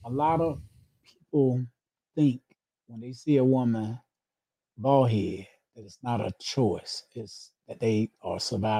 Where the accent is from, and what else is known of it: Clayton, United States; born or raised there